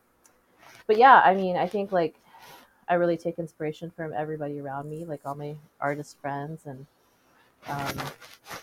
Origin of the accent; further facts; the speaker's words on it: Sisseton, South Dakota, United States; also born or lived in Grand Rapids, Michigan; I was born and raised on the Lake Traverse Reservation. Grew up in Sisseton, attended the public school.